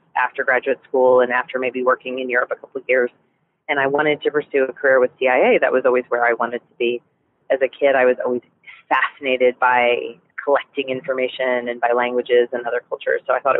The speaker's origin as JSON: {"language": "English", "region": "Virginia", "country": "United States", "tie": "born or raised there", "also_born_or_lived": "New Jersey, United States", "said": "I was born in New Jersey, and we moved up and down the East Coast until we settled in Virginia, and my parents stayed there and retired there."}